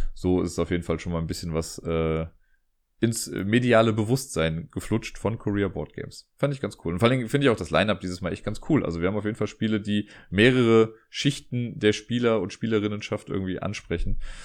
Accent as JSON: {"language": "German", "town": "Cologne", "region": "North Rhine-Westphalia", "country": "Germany", "said": "was für mich als Kölner natürlich super ist, weil ich ja einer der wenigen Kölner bin, die mit Karneval nicht viel anfangen können"}